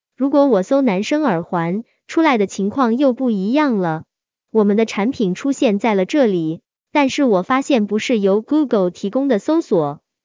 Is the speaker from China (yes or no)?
yes; China; 我们中国人